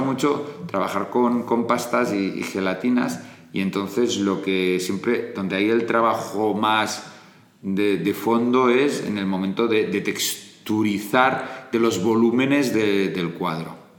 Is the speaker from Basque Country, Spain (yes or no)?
no; Barcelona, Catalonia, Spain; moved away as an adult; also born or lived in Castellfollit de Riubregós; now in Madrid, Spain; me crié en Barcelona, pero soy de Castellfollit de Riubregós